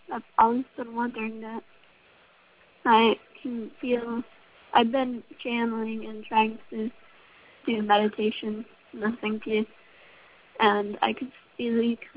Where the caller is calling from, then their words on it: Bolingbrook, Illinois, United States; I'm from Bolingbrook.